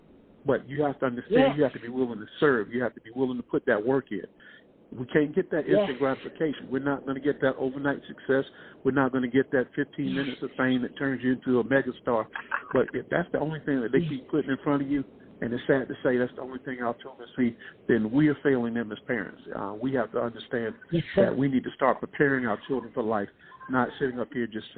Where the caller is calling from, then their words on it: Columbia, South Carolina, United States; I'm calling from Columbia, South Carolina.